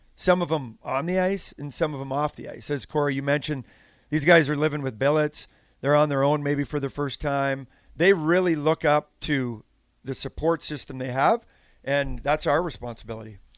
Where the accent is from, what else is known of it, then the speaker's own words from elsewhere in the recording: Saskatchewan, Canada; moved away; I grew up on a farm in Saskatchewan, Western Canada